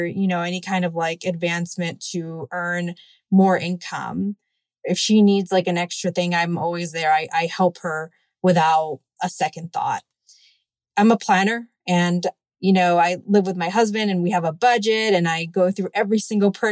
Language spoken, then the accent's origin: English; Miami, Florida, United States; also born or lived in Cuba; I was born in Cuba and immigrated at an early age to the United States, and I have lived in most of my life in Miami.